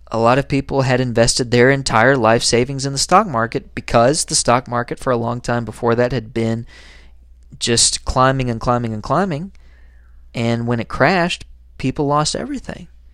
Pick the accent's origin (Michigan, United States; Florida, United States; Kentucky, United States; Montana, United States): Kentucky, United States; Harlan; I write some opinion columns for my hometown newspaper, and I write under the subheading, "The New Dealer." If you ever check out the Harlan Enterprise